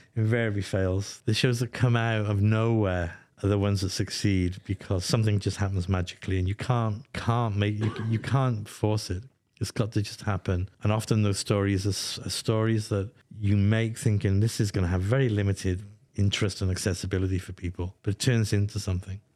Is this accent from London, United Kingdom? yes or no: no; Welsh, Wales, United Kingdom; moved away; I'm Welsh